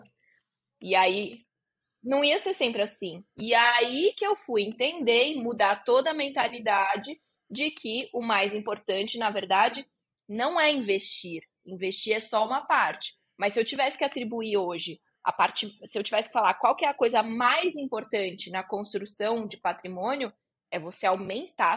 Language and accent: Portuguese; Barueri, São Paulo, Brazil; Eu cresci aqui em Alphaville, que é onde eu tô agora, é onde eu moro agora, que é um bairro nobre de São Paulo